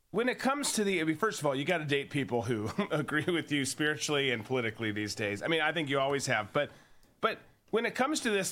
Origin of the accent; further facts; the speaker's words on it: Minnesota, United States; my home state, my birth state of Minnesota